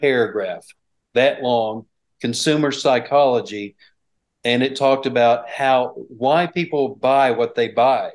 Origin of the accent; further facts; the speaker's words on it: Bryant, Arkansas, United States; I grew up here in Bryant, actually close by the Bryant, Arkansas is where I went all 12 years of school.